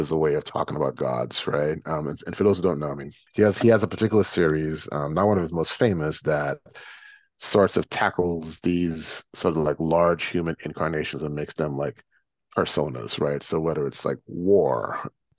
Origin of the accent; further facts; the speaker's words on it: Guyana; moved away; also born or lived in New York City; growing up in Guyana in the late 70s and early 80s